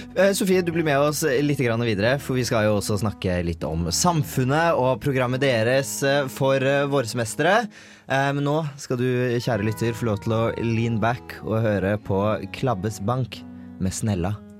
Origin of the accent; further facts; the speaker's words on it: Bærum, Akershus, Norway; hjemme i Bærum